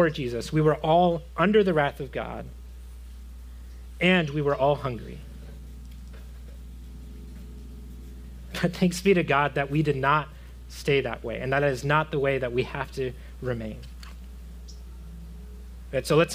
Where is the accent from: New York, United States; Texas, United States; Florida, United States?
Florida, United States; I come from Florida. I grew up in Florida